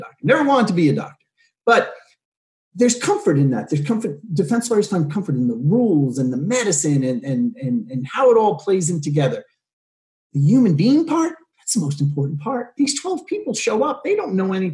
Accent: New York City, New York, United States; moved away as an adult; now in California, United States; I'm from New York. I'm from Staten Island, New York

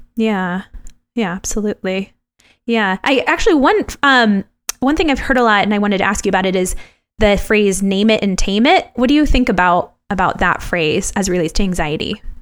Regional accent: Los Angeles, California, United States; moved away; when I was uh, younger back in Los Angeles

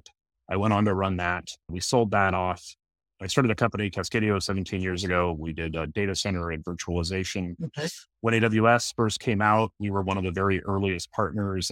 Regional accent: outside of Seattle, Washington, United States; So I was raised in Washington State, outside of Seattle.

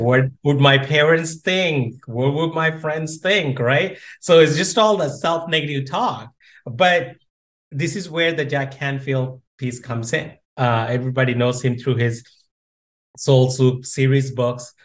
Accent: India; moved away; I grew up in India

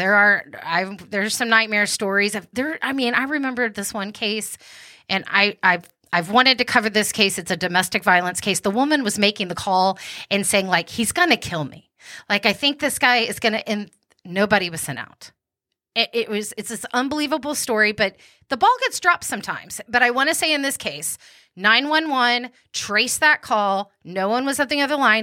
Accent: Wichita Falls, Texas, United States; where I was born in Wichita Falls, Texas

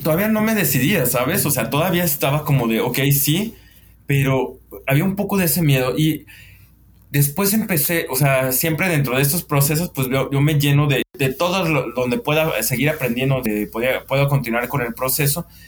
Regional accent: Guadalajara, Jalisco, Mexico; somos tapatíos

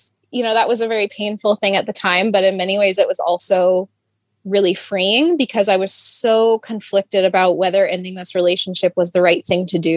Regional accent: Denver, Colorado, United States; moved away as an adult; also born or lived in Thornton, Colorado; I grew up in Colorado

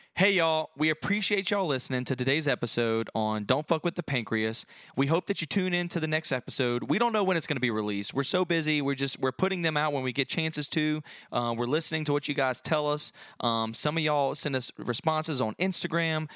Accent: Gonzales, Louisiana, United States; accent: Cajun; moved away as an adult; now in Chattanooga, United States; I'm from Louisiana. If you can't tell in a little bit of my Cajun accent, Southern Louisiana to be exact, a city called Gonzales. It's kinda between New Orleans and Baton Rouge. Um, grew up there my whole life

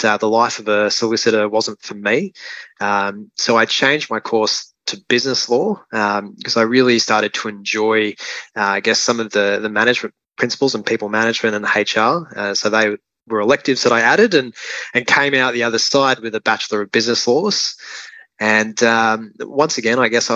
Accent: Gold Coast, Queensland, Australia; For the first 12 years of my life, I grew up on Tamarie Mountain, which is Gold Coast hinterland

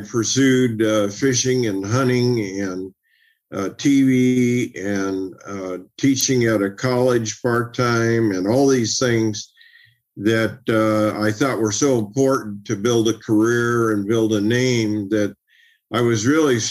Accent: Oakland, California, United States; I grew up in East Oakland during a tumultuous time in that area of the country

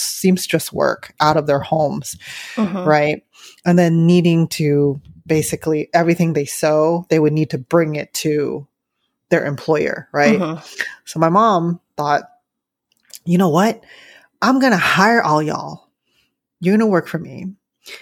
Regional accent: San Francisco, California, United States; I grew up in San Francisco, very like working class, poor in San Francisco Chinatown

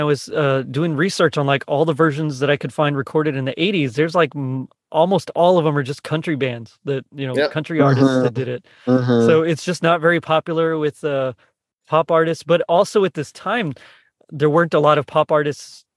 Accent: Texas, United States; as a Texan

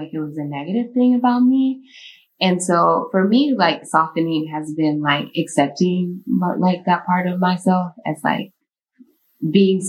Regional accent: Texas, United States; now in Chicago, United States; I moved to Chicago from Texas

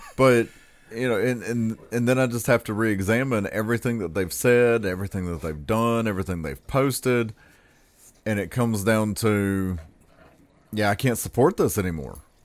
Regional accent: the South, United States; as a Southerner

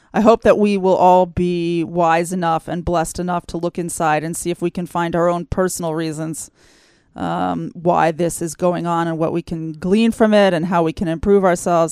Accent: United States; moved away as an adult; now in Israel; I grew up in the United States

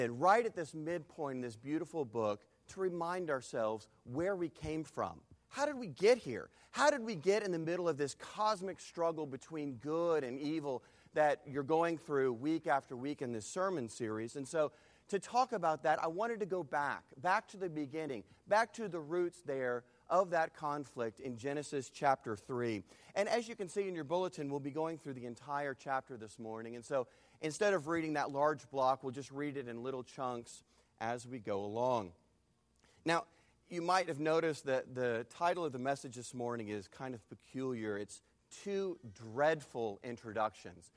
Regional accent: Texas, United States; I am from Texas

